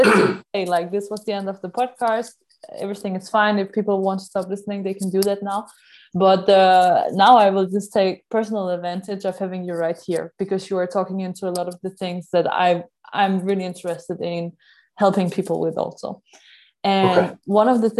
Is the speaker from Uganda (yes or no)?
no; Ireland; So not just if I'm from Ireland, I get it, because I'm lucky, this is where I was born